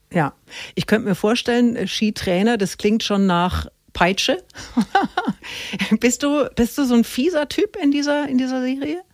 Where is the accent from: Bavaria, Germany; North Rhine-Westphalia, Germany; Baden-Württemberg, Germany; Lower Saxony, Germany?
Bavaria, Germany; Middle Franconia; als Mittelfränkin